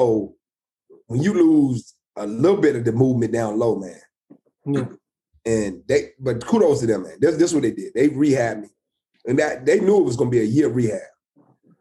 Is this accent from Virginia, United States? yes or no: yes; Lynchburg, Virginia, United States; born or raised there